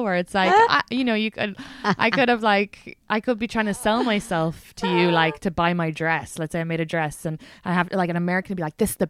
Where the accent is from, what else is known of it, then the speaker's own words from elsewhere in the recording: Ireland; now in United States; when I meet Irish Americans, I'm always like, am I even Irish? Because this is like, they know more about my so-called culture than me.